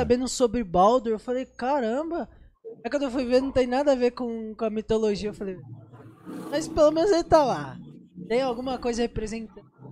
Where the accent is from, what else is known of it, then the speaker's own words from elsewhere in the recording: Brazil; Eu sou brasileiro